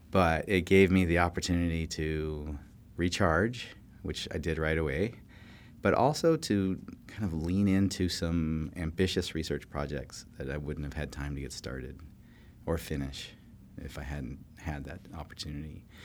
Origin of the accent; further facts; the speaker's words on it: California, United States; moved away; I grew up in California